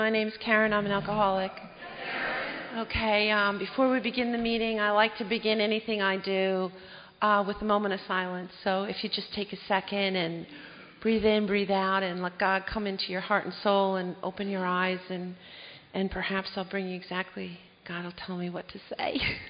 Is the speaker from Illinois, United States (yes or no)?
yes; Chicago, Illinois, United States; born there; I was born in Chicago. I have a twin brother. We're the oldest of seven kids.